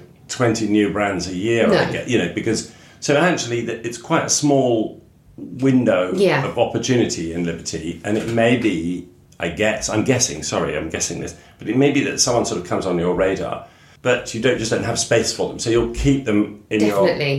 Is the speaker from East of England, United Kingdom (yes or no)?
yes; Suffolk, East of England, United Kingdom; I'm from Suffolk